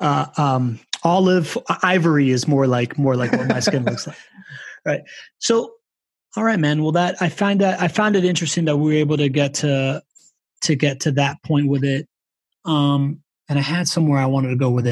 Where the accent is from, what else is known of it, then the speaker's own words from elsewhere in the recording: Miami, Florida, United States; I was from Miami